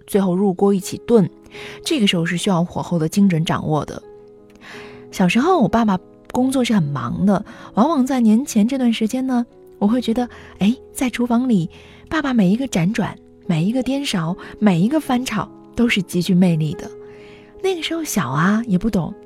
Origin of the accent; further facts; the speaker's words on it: Weifang, Shandong, China; 我的家乡潍坊